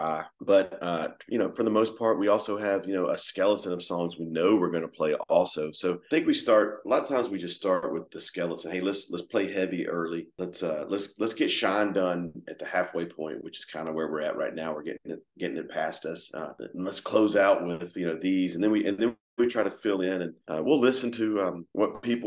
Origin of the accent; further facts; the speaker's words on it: Georgia, United States; us growing up in Georgia